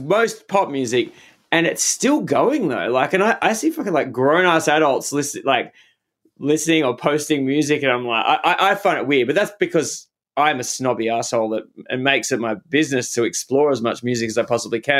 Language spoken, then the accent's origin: English; Australia; as an Australian guy